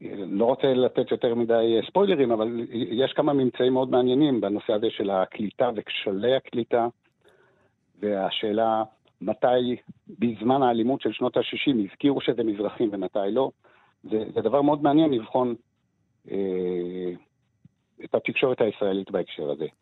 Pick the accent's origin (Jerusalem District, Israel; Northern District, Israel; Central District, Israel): Jerusalem District, Israel; Jerusalem; אבישי ואני גדלנו באותו, באותו מיליה, שזה מיליה של הציונות הדתית אה, בירושלים